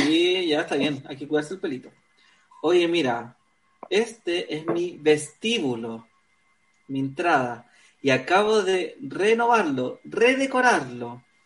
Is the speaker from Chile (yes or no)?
yes; Concepción, Biobío, Chile; moved away; also born or lived in Valparaíso; yo nací en Concepción, pero me fui a vivir un tiempo a Valparaíso